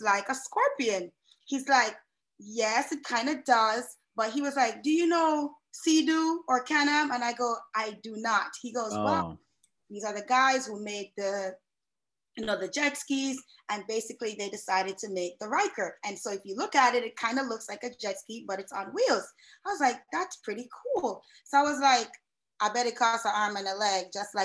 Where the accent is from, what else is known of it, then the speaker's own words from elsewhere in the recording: New York City, New York, United States; moved away as an adult; also born or lived in Kingston, Jamaica; now in South Florida, United States; originally I hail from Kingston, Jamaica, but I spent most of my youth in New York City, representing the great borough of Queens